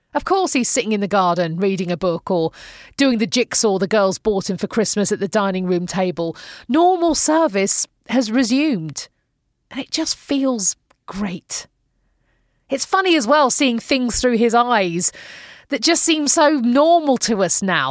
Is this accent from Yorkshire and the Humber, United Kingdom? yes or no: no; Manchester, North West England, United Kingdom; moved away as an adult; now in Phoenix, United States